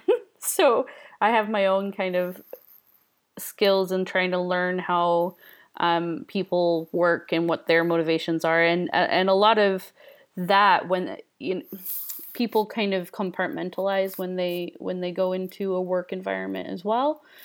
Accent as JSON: {"language": "English", "country": "United States", "moved": "as an adult", "lives_now": "United Kingdom", "said": "I am an American in British culture, British slash Scottish culture"}